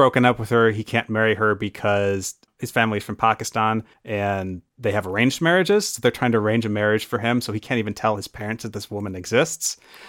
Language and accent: English; Lower Michigan, United States; So I'm from Lower Michigan